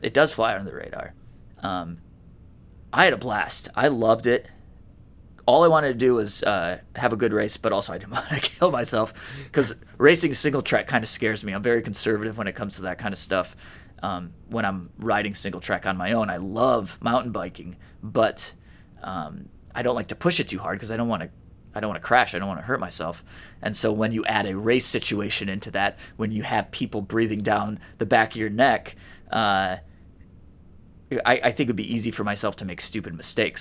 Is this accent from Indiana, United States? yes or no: yes; Indiana, United States; we grew up in Indiana